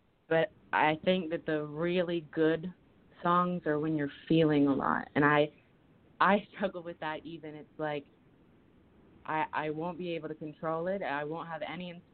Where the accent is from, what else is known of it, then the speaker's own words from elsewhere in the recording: Hilton Head Island, South Carolina, United States; moved away as an adult; also born or lived in New Orleans; I grew up in Hilton Head, which is like a retirement community